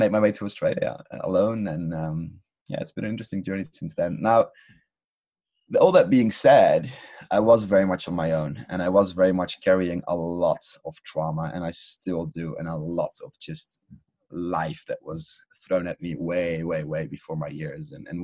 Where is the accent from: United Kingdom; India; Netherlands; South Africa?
Netherlands; I come from the Netherlands too